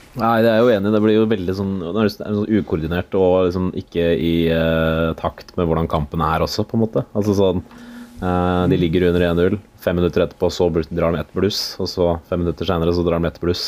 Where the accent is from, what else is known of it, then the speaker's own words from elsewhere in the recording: Romerike, Akershus, Norway; jeg er fra Romerike